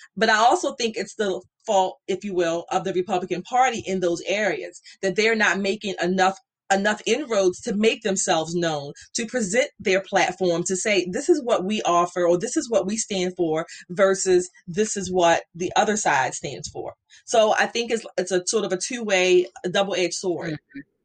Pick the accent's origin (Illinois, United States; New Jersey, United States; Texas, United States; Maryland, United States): Maryland, United States; Baltimore; I grew up in Baltimore